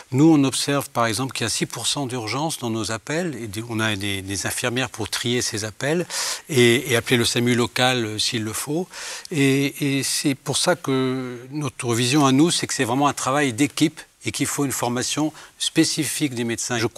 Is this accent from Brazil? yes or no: yes; Brazil; French is a second language; Et en fait, comme je viens de Brésil, je fais avec elle les brésiliennes, donc on fait à distance